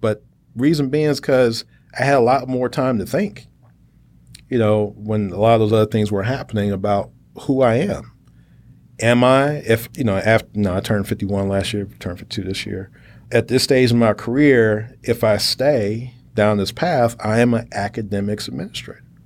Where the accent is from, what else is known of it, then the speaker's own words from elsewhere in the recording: Chicago, Illinois, United States; moved away as an adult; also born or lived in Indiana / Texas; I'm from Chicago. I'm a Midwesterner